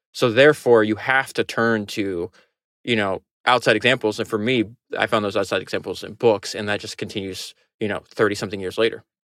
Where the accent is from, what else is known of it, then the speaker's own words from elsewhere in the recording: Florida, United States; I grew up in Florida